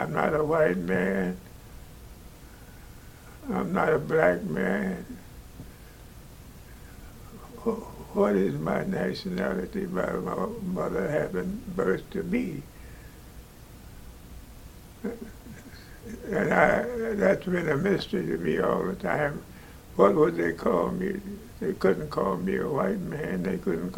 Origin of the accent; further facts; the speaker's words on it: St. Louis, Missouri, United States; born in St. Louis